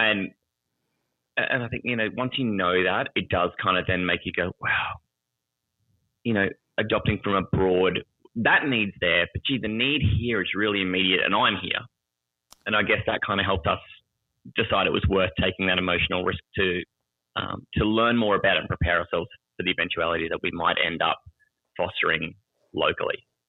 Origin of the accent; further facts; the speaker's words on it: Australia; I'm from Australia. I live in the capital city of Australia is Canberra